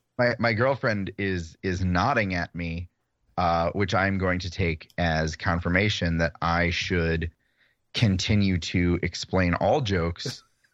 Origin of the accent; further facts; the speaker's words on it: Chicago, Illinois, United States; But I'm born and raised in the Chicagoland area